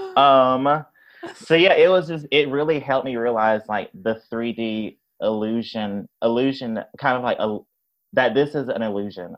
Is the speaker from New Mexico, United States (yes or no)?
no; Tupelo, Mississippi, United States; now in Chicago, United States; I grew up in Mississippi.